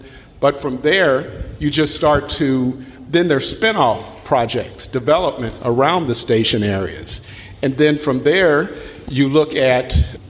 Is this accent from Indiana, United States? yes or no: yes; Indianapolis, Indiana, United States; Oh, man, I'm going there tomorrow. Indianapolis, Indiana.